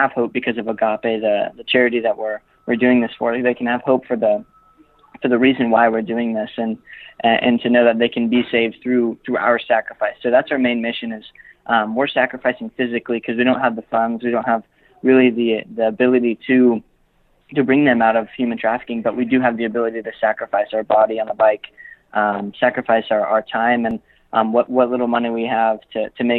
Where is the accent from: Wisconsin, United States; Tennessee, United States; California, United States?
California, United States; Los Angeles; So we're all from California. We're all from